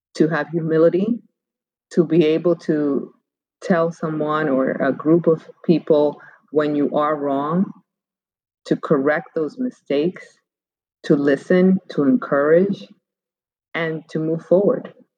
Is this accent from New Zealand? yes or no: no; Cuba; I was born in Cuba